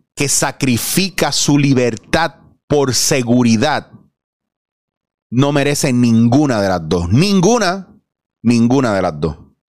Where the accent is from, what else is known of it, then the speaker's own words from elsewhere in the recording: Puerto Rico; nosotros como puertorriqueños